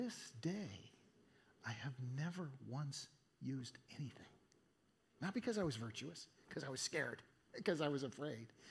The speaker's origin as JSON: {"language": "English", "town": "Eugene", "region": "Oregon", "country": "United States", "tie": "born or raised there", "said": "my hometown, Eugene, Oregon"}